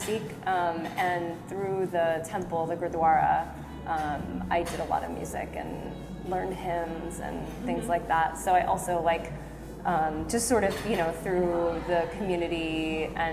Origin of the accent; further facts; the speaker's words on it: Maryland near Baltimore, United States; I grew up in Maryland near Baltimore